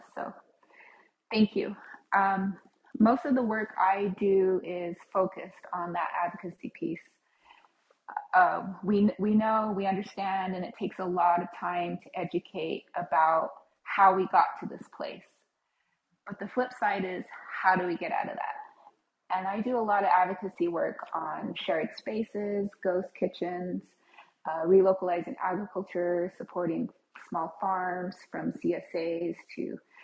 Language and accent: English; United States; I am a member of the Navajo Nation. I grew up there, have lived on and off, currently have dual residency there